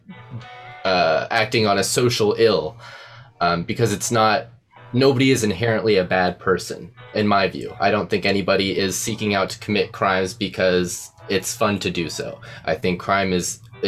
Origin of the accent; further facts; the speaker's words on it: Ohio, United States; now in Arizona, United States; I'm an Ohio boy